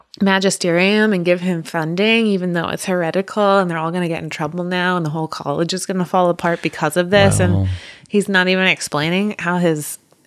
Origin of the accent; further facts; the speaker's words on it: United States; And I'm just unaware because I'm a American and I haven't had the pleasure.